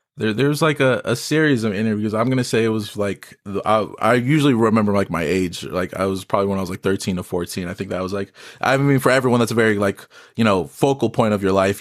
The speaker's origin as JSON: {"language": "English", "town": "Las Vegas", "region": "Nevada", "country": "United States", "tie": "born or raised there", "said": "I'm a artist, born and raised in Vegas"}